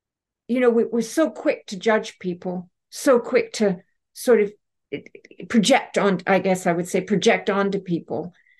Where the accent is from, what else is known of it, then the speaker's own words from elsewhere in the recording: Canada; I'm Canadian.